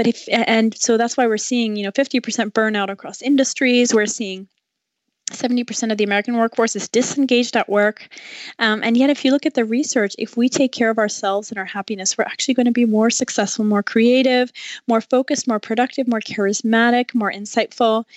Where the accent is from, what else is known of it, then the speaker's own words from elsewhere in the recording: France; moved away as an adult; also born or lived in China; now in United States; I grew up in France, and then I moved to the U.S. for college